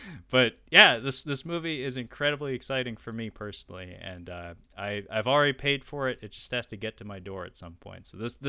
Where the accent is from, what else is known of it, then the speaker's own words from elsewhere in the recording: Seattle, Washington, United States; So I learned at some point that this film was filmed in my hometown of Seattle. Okay. I'm not one of those transplants. I was born and raised in this town, have lived here for over 30 years.